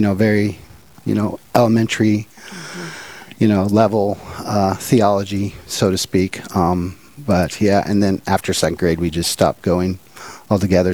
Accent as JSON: {"language": "English", "town": "Portland", "region": "Oregon", "country": "United States", "tie": "born or raised there", "also_born_or_lived": "Minot, North Dakota", "moved": "as an adult", "lives_now": "Bismarck, United States", "said": "I grew up in Portland, Oregon."}